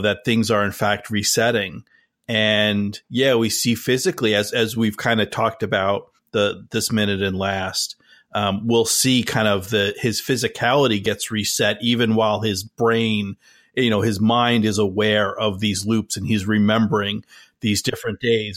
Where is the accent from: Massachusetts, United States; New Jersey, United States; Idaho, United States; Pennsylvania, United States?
New Jersey, United States; we both, Dave and I, we grew up in New Jersey